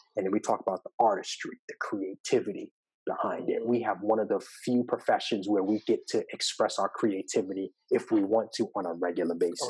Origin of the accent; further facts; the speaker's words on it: Long Island, New York, United States; now in Atlanta, United States; growing up in New York, like I live in Atlanta, but I, I, am from New York and uh, specifically Long Island